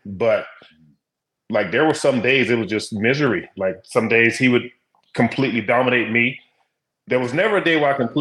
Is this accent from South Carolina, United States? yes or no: yes; South Carolina, United States; I'm from South Carolina, so I watched a lot of that, you know, the Crockett promotions and things like that. So that's what I grew up watching.